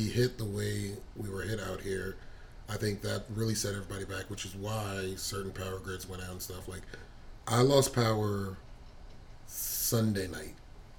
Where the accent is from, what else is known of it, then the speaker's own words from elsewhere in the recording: East Coast, United States; now in Texas, United States; Like especially because we are from the East Coast or lived in the East Coast.